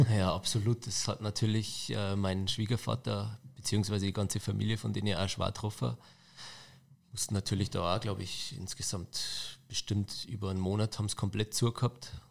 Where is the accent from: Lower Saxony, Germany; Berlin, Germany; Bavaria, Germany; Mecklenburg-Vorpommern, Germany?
Bavaria, Germany; Neukirchen am Inn; also born or lived in Passau; geboren in Passau und dann aufgewachsen, äh, fünf Kilometer von Passau auf dem Land, das Kaffhaus Pfennigbach